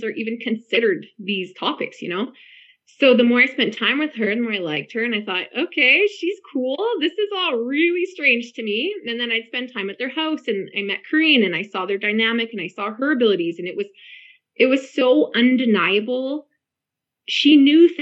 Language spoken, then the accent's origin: English; Vancouver, British Columbia, Canada; I'm from the Vancouver area, but currently living in northern BC